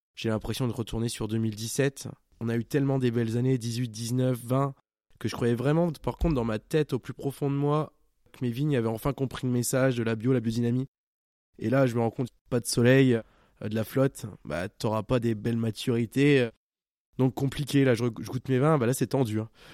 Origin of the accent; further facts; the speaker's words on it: Champagne, Grand Est, France; je viens de Champagne